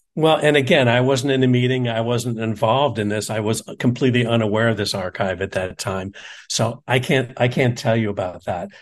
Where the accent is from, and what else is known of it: United States